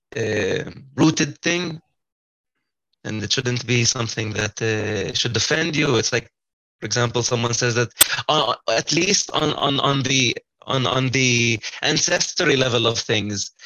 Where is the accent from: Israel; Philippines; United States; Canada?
Israel; Kafr Qasim, Central District; moved away as an adult; now in Beersheba, Israel; I'm from a small city called Kfar Qasim, which is close to Petah Tikva